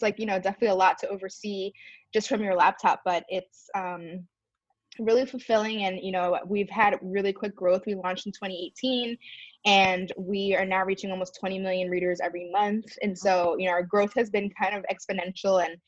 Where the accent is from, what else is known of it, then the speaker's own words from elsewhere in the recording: Maryland, United States; I grew up biracial in the suburbs of Maryland